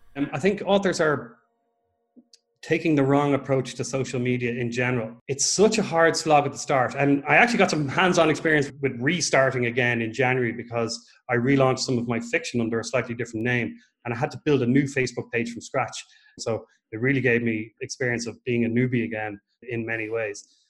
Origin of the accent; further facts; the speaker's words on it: Ireland; moved away as an adult; also born or lived in Dublin, Ireland; now in Portugal; I'm an Irish writer. I'm actually living in Portugal now. I moved over from Dublin last October